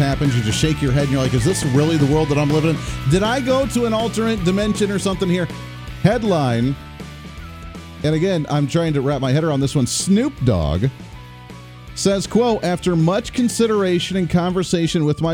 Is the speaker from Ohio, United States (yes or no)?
yes; Bowling Green, Ohio, United States; moved away; I grew up in Ohio as well. Bowling Green, baby, that's where we came from originally.